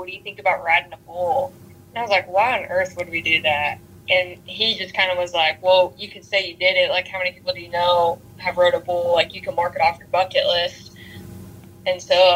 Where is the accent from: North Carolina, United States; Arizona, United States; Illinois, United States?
North Carolina, United States; moved away as an adult; now in Texas, United States; I'm originally from North Carolina, and I am a female bull rider.